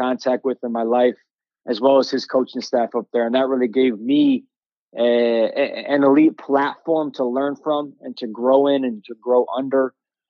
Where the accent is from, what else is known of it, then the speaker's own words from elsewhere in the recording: Plymouth, Michigan, United States; Born and raised in Plymouth, Michigan, my entire life. Went to Our Lady of Good Counsel grade school, so Catholic school kid, first through eighth grade